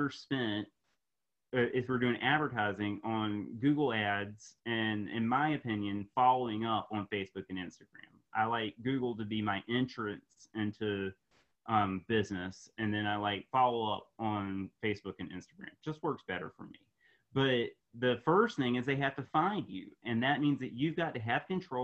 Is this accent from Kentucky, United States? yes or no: no; Raleigh, North Carolina, United States; here in my hometown, Raleigh, North Carolina